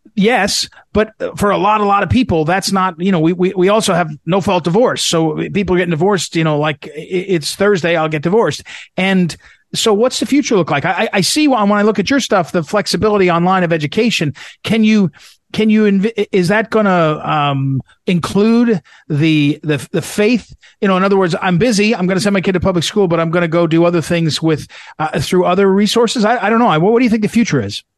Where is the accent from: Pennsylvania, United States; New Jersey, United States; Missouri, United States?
Missouri, United States; St. Louis; my hometown paper, St. Louis Post